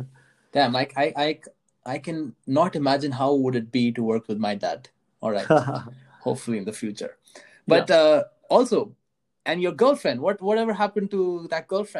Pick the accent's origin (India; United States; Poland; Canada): India; moved away; I'm coming from India